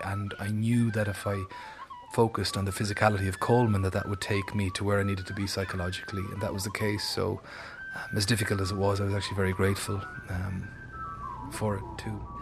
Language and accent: English; Ireland; as an Irish actor, as an Irish artist